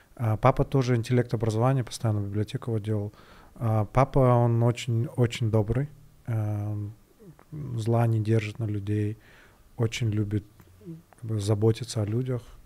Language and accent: Russian; Kyrgyzstan; один из первых вообще, наверное, программистов кыргызских